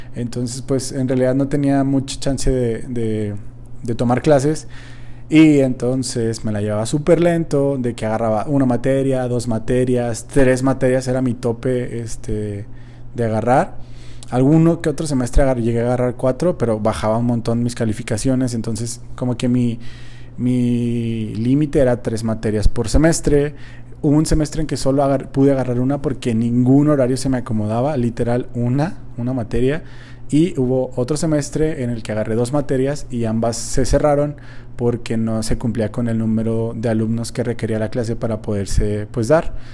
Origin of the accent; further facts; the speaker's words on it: Mexico; como buen mexicano